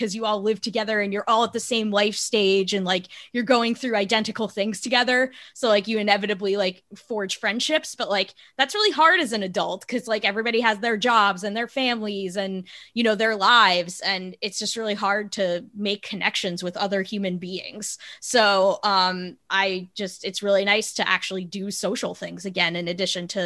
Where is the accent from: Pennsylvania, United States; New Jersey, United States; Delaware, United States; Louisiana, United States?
New Jersey, United States; moved away as an adult; also born or lived in Baltimore; now in Washington, D.C., United States; when I moved from Baltimore back home to New Jersey to do my my fellowship after graduate school